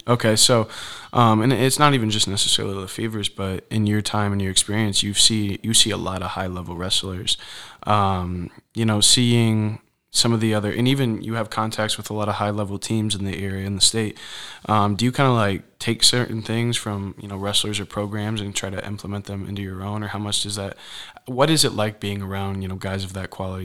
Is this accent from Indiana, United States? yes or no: yes; Fort Wayne, Indiana, United States; in Fort Wayne where we're from